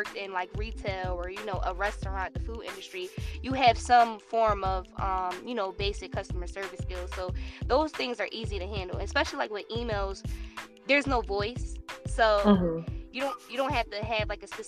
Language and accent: English; New Jersey, United States; moved away as an adult; also born or lived in Los Angeles; I'm originally from New Jersey, but my brand was birthed in LA. So I moved to Los Angeles when I was 19 years old